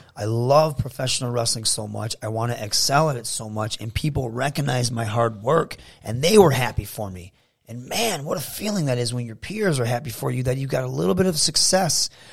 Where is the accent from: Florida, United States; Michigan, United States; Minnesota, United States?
Michigan, United States; Saginaw; my hometown